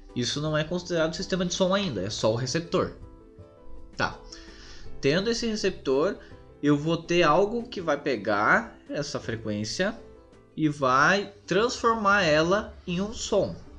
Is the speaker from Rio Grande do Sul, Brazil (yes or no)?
yes; Sapiranga, Rio Grande do Sul, Brazil; na minha cidade natal, que é Sapiranga